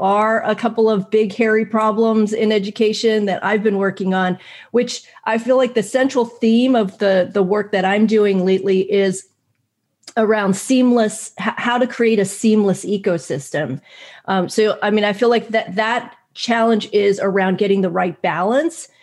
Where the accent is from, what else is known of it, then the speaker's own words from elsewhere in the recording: United States; growing up in America